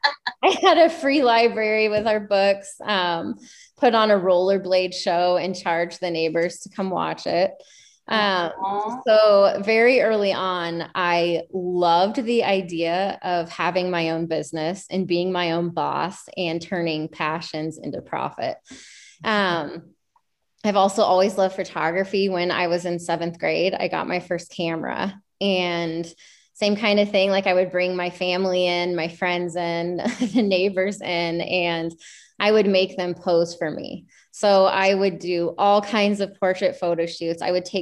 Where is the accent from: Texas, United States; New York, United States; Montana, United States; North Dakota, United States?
Montana, United States; also born or lived in Georgia / Washington / Idaho; So I was born in Georgia and then we moved to Washington, moved to Montana, moved to Idaho, and then moved back to Montana. Oh, wow. And I spent the majority of my adolescent life in Montana. So Montana's home to me